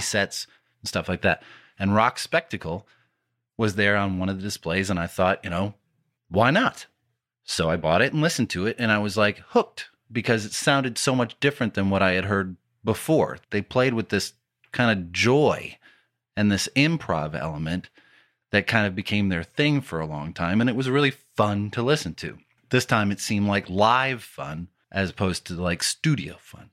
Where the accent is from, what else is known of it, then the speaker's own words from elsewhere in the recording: Detroit, Michigan, United States; growing up in the Metro Detroit area